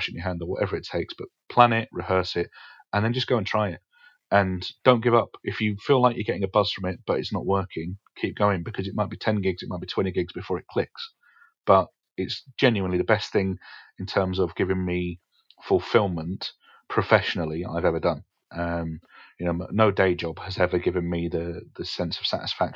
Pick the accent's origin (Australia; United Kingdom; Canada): United Kingdom; Essex, East of England; also born or lived in Alexandria, Scotland; I was born in Scotland, but raised in Essex.